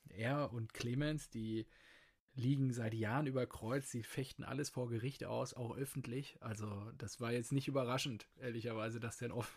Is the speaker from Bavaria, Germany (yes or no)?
no; Dortmund, North Rhine-Westphalia, Germany; unterm Strich freue ich mich natürlich als, als Dortmunder